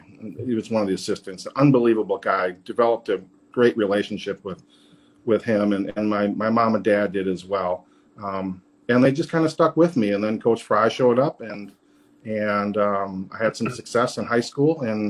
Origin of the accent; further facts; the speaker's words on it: Green Bay, Wisconsin, United States; moved away as an adult; also born or lived in Iowa; I grew up in Green Bay